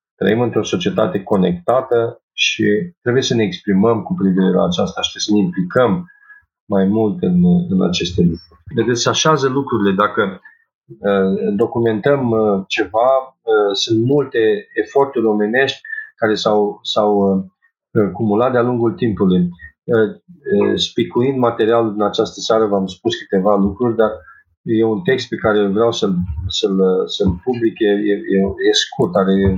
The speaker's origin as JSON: {"language": "Romanian", "country": "Romania"}